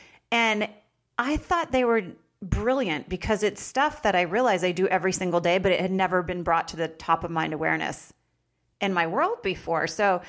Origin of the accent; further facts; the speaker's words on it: Vermont, United States; moved away; I'm in Palm Springs today, and I'm freezing. So I don't know how I grew up in Vermont.